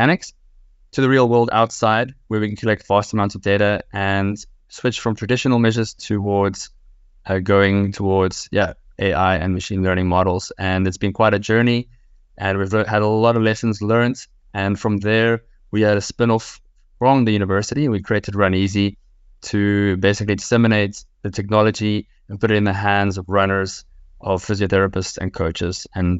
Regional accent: South Africa; now in Leuven, Belgium; I'm South African of origin, but in the last 9 years, I've been in Leuven in Belgium based

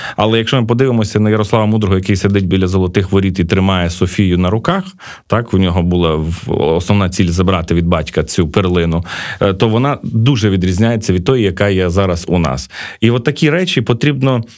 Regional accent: Uzhhorod, Zakarpattia Oblast, Ukraine; now in Kyiv, Ukraine; я уродженець Ужгорода

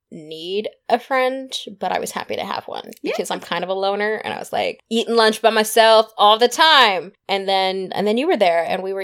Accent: California, United States; I mean, we're from California, right?

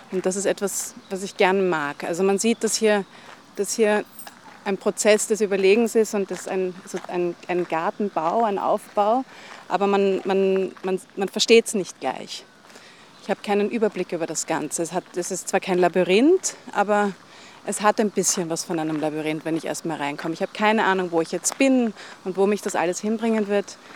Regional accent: Vienna, Austria; Also, ich komme eben aus Wien und wir haben gerade darüber gesprochen, wie imperial und wie schön Wien ist.

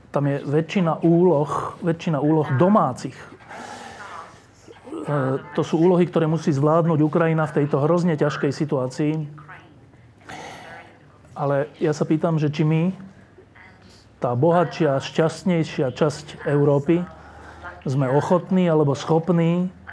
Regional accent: Slovakia

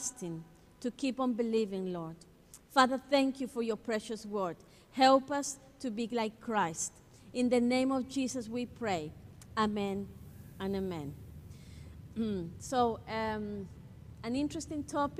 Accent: Ecuador; I'm from Ecuador

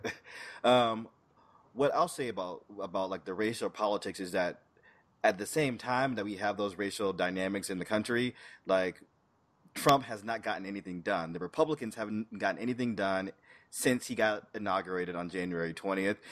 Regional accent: St. Petersburg, Florida, United States; I just in my home state, in my home city, St. Pete

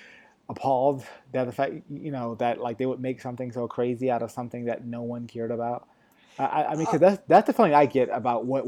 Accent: Connecticut, United States; now in Los Angeles, United States; I grew up in Connecticut, so not too far from New York

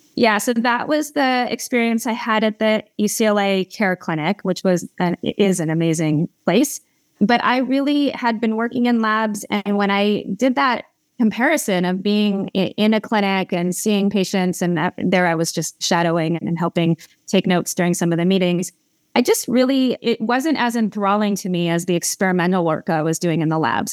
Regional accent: Malibu, California, United States; also born or lived in Los Angeles; I am from Southern California, so I grew up in Malibu

